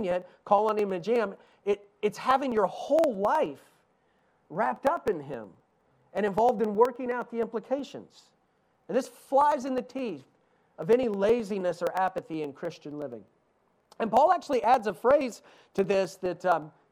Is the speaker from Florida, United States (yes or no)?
no; East Tennessee, United States; accent: Southern; I grew up in East Tennessee.